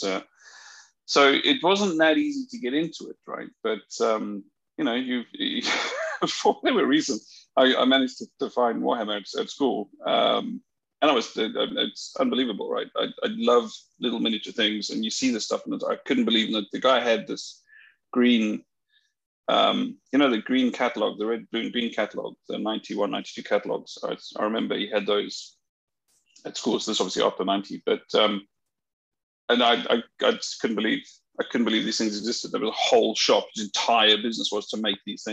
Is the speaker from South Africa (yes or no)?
yes; South Africa; now in United Kingdom; I come from South Africa